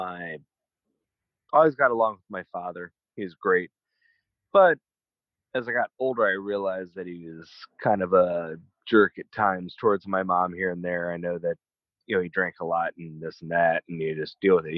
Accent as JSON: {"language": "English", "town": "Atlanta", "region": "Georgia", "country": "United States", "tie": "born or raised there", "also_born_or_lived": "Idaho", "moved": "as an adult", "said": "my hometown in Atlanta"}